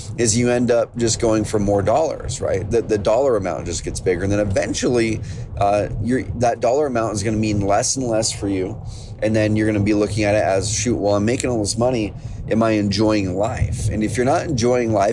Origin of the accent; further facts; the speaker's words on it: Oregon, United States; growing up in Oregon, we have a lot of farms, ranches, a lot of those things around the area already